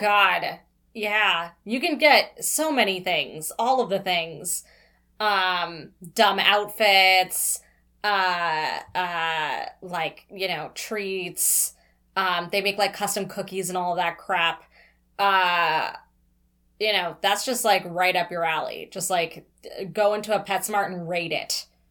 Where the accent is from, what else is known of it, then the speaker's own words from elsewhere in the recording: Toronto, Ontario, Canada; born and raised in Toronto